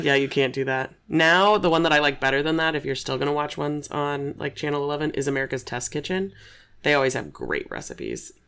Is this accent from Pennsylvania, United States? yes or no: no; Aurora, Illinois, United States; also born or lived in Nebraska; I grew up in Aurora